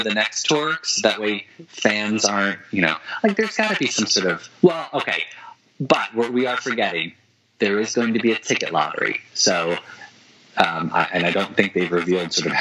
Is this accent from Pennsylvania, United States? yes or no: yes; Philadelphia, Pennsylvania, United States; Philadelphia, which, I mean, that's my hometown